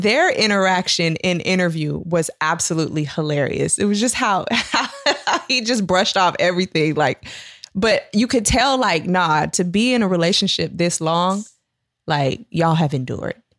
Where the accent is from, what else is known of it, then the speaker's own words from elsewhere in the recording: Sacramento, California, United States; I grew up in New Hope Baptist Church in Southsac